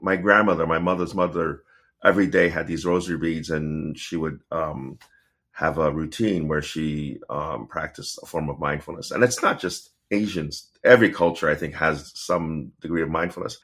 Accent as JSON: {"language": "English", "town": "Pittsburgh", "region": "Pennsylvania", "country": "United States", "tie": "born or raised there", "said": "I was born in Pittsburgh"}